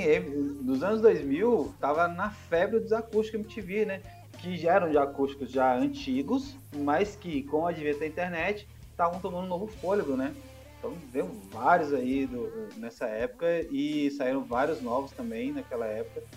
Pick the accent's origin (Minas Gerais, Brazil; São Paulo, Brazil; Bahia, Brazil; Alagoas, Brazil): Minas Gerais, Brazil; sou mineiro, nascido e criado em Minas